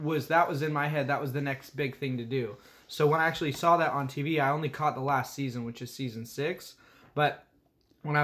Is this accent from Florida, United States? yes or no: no; California, United States; I'm from California, we're both from California